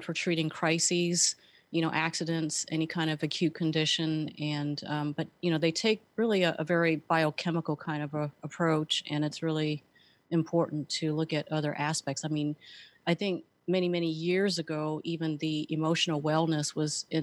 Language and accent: English; San Francisco, California, United States; moved away as an adult; also born or lived in Colorado Springs; I was born and raised in San Francisco